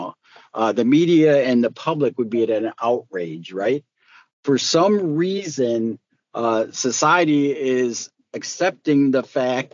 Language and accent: English; Detroit, Michigan, United States; also born or lived in Southfield, Michigan; I grew up in the Detroit and Southfield area. So I grew up in Metro Detroit